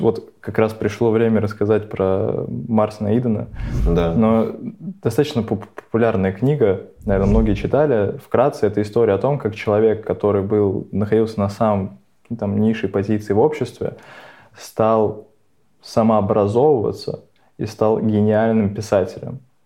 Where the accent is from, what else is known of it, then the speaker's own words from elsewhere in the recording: Nizhny Novgorod, Nizhny Novgorod Oblast, Russia; moved away; also born or lived in Moscow; я, я же из Нижнего